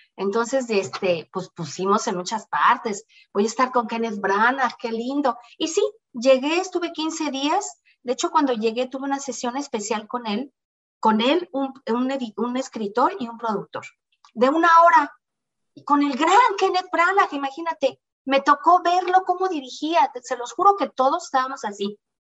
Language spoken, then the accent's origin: Spanish; Toluca, State of Mexico, Mexico; moved away as an adult; also born or lived in Doral, Miami; now in Miami, United States; siempre fui una muchacha desde Toluca